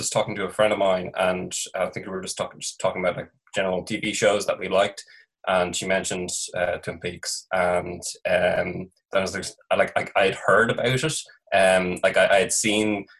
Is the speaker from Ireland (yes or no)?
yes; Ireland; I'm from Ireland.